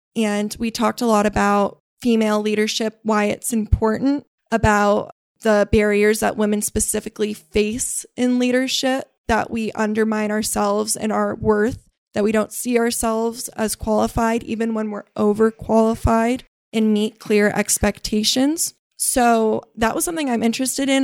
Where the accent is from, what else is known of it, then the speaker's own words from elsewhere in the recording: Burlingame, California, United States; I was raised in Burlingame, which is only about thirty minutes south of here